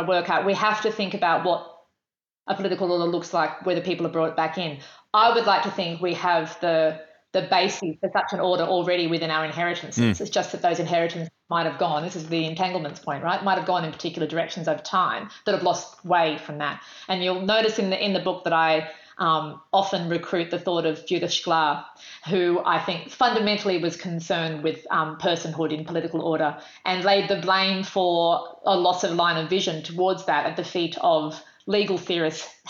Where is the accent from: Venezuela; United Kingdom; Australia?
Australia; I'm female, I'm white, I'm Australian.